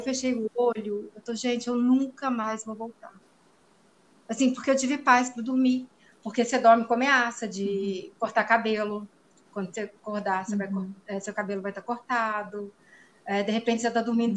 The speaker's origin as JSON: {"language": "Portuguese", "area": "Ipatinga", "region": "Minas Gerais", "country": "Brazil", "moved": "as an adult", "lives_now": "Piracicaba, Brazil", "said": "Sou mineira do interior de Minas Gerais, de Patinga"}